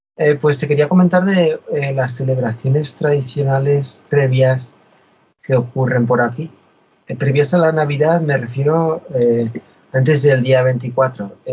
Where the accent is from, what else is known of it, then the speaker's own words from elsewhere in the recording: Spain; moved away; yo soy español, vivo fuera de España